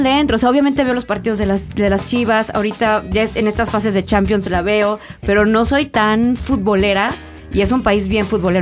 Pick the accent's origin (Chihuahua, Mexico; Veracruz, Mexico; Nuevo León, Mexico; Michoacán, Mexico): Veracruz, Mexico; Córdoba; moved away as an adult; now in Mexico City, Mexico; Yo nací aquí porque mis papás sí son de aquí, mis abuelas y todos son de Veracruz y yo viví toda mi vida en, Veracruz.